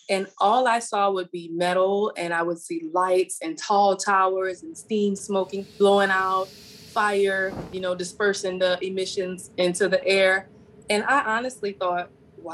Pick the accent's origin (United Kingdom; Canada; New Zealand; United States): United States; St. James, Louisiana; I'm from St. James, Louisiana, and born and raised by the Mississippi River.